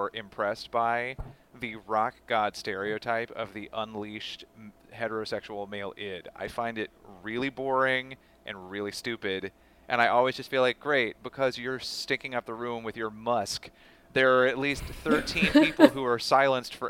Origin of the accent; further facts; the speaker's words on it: the South, United States; I'm from the South